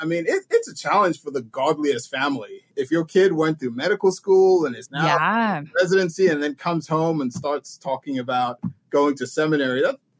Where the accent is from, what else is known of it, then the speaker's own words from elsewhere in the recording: Vienna, Austria; also born or lived in Sweden / England / Montreal, Canada; I was born in Sweden. I grew up in Vienna, Austria, and went to school in England for a little bit and Montreal, Quebec.